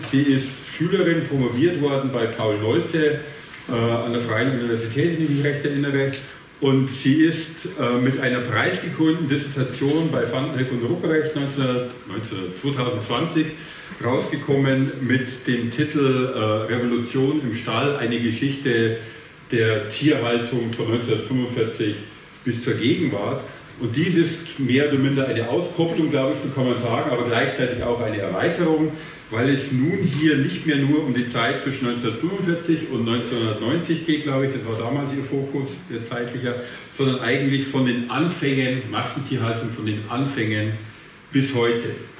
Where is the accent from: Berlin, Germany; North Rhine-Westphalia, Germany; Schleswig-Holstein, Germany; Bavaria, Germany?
Bavaria, Germany; accent: Bavarian; ich habe einen sehr starken bayerischen Akzent und ich komme aus dem ländlichen Bereich